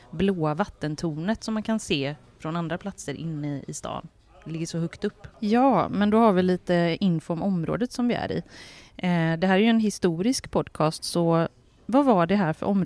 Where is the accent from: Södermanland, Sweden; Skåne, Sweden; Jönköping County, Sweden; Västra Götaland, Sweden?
Västra Götaland, Sweden; Gothenburg; Och själv bodde jag ju då som barn på Maratongången 11.